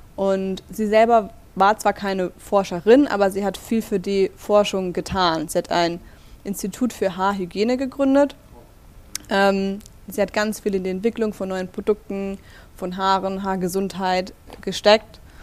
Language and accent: German; Black Forest, Baden-Württemberg, Germany; moved away as an adult; also born or lived in Stuttgart; now in Berlin, Germany; ich komme aus Baden-Württemberg